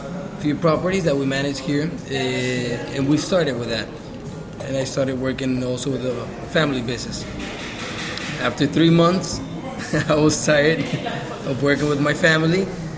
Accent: Barranquilla, Atlántico, Colombia; moved away as an adult; also born or lived in New York; now in Cartagena, Colombia; Okay, so I'm originally from Barranquilla. I moved to New York I went to college there.

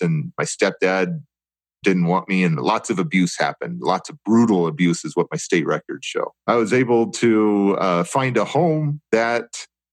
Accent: Oakland, California, United States; I grew up in Alameda County foster care, Oakland foster care system

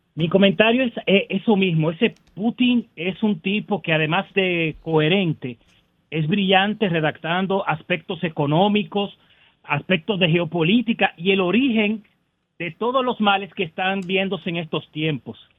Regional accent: Jarabacoa, La Vega, Dominican Republic; now in Santiago, Dominican Republic; yo soy de Jarabacoa. Aunque ahora estoy en Santiago

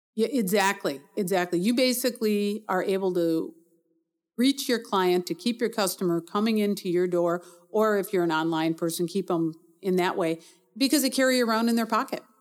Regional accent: Milwaukee, Wisconsin, United States; also born or lived in North Carolina / Arizona; I was born in Milwaukee, grew up here, stayed here most of my adult life

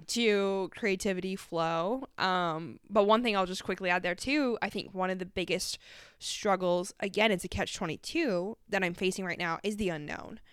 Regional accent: Canada; moved away; I'm from Canada

